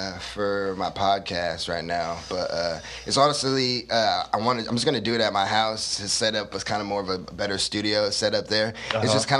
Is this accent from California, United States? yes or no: yes; Stockton, California, United States; also born or lived in Fontana; Yeah, I grew up in Stockton. I was born in Fontana, California.